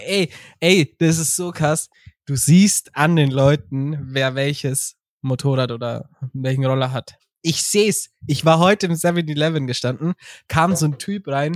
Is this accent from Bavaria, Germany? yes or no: yes; Bavaria, Germany; bei uns in Bayern